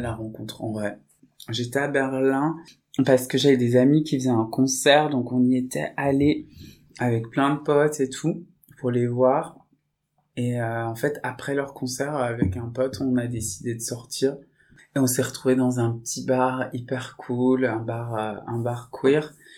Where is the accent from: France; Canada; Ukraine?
France; Saint-Étienne, Auvergne-Rhône-Alpes; Je viens de Saint-Étienne, d'une famille euh, qui est issue de l'immigration